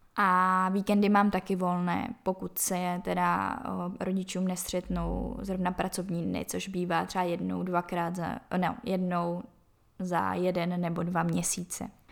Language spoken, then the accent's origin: Czech; Czechia; odkud jsem, že jsem z České republiky